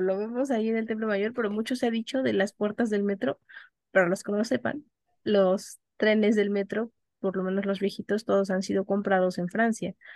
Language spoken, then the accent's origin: Spanish; Mexico City, Mexico; Las personas que tenemos por lo menos lazos de tres generaciones previas a nosotros, radicando, mm. habiendo nacido y viviendo en la Ciudad de México, somos capitalinos.